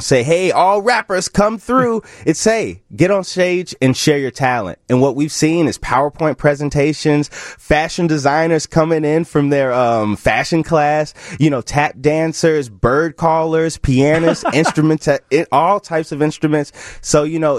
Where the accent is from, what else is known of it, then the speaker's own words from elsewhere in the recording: Chicago, Illinois, United States; growing up in Chicago